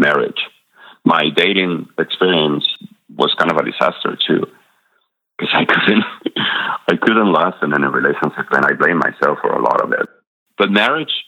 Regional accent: Madrid, Community of Madrid, Spain; born or raised there; English is a second language; moved away as an adult; also born or lived in La Rioja, Spain; now in Durham, United States

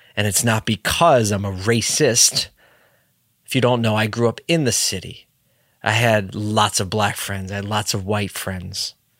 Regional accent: Philadelphia, Pennsylvania, United States; my hometown city, Philadelphia

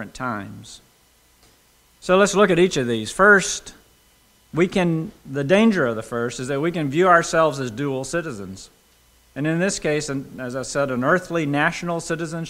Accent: United States; also born or lived in United Kingdom

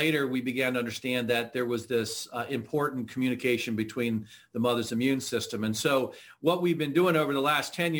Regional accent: Pennsylvania, United States; also born or lived in Idaho; I grew up in Pennsylvania

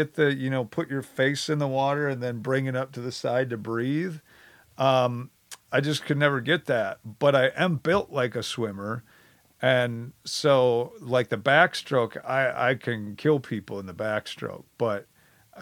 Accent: Wisconsin, United States; moved away; also born or lived in Oklahoma; I barely left Wisconsin. I went to Oklahoma for college for 3 years. Otherwise, I was in Wisconsin. And I always, you know, grew up saying, hey, I'm Badger born, Badger bred

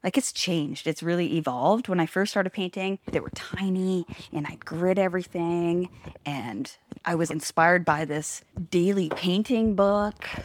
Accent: Langley, British Columbia, Canada; also born or lived in Hope; now in Smithers, Canada

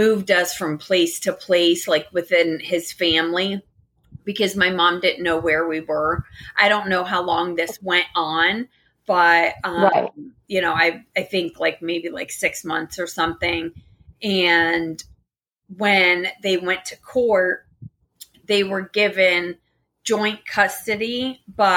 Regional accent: Daytona Beach, Florida, United States; also born or lived in Tampa; I'm from Daytona

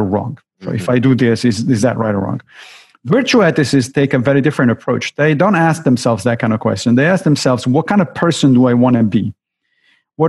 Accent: Rome, Lazio, Italy; moved away; My upbringing was in Italy. I grew up in Rome, Italy

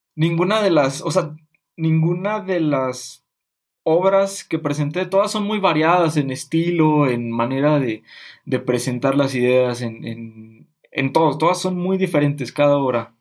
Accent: Mexico; nosotros como mexicanos

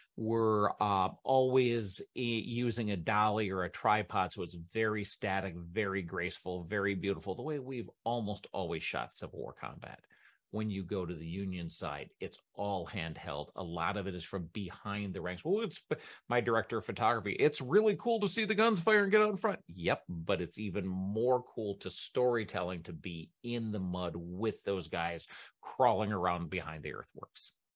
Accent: Michigan, United States; moved away; back in Michigan in my home state

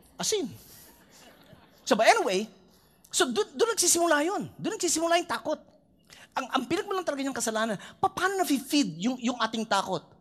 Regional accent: Philippines; bilang Pinoy

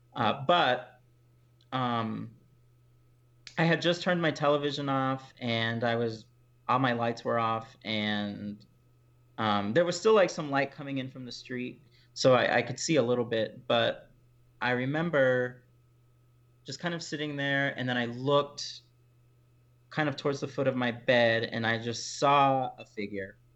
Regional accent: Houston, Texas, United States; I'm from Houston, Texas. That's where I grew up

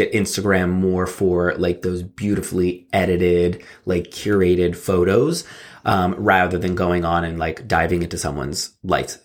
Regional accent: New Jersey, United States; I grew up in South Jersey

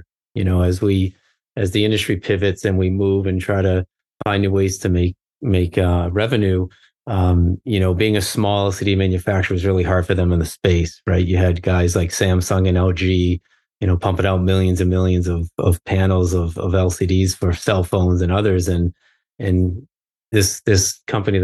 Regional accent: Arlington, Massachusetts, United States; I grew up in outside of Boston, Massachusetts, about 12 miles north of Boston in a town called Arlington. And so I was born and raised

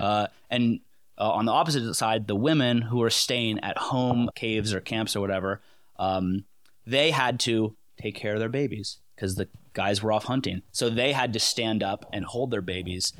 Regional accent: Connecticut, United States; now in Pennsylvania, United States; I'm from Connecticut. Moved, uh, away from there, um, about, like, twelve years ago

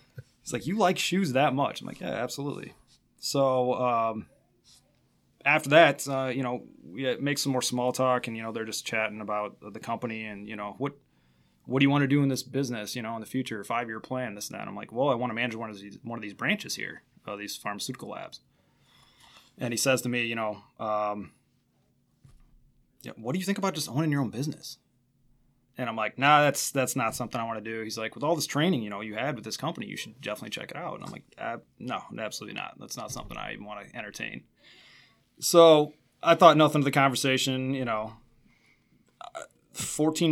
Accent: Belvidere, Illinois, United States; moved away as an adult; also born or lived in Ames, Iowa / Des Moines, Iowa / Madison, Wisconsin; now in Stevens Point, United States; I'm actually from Belvidere, Illinois, which is outside of Rockford.

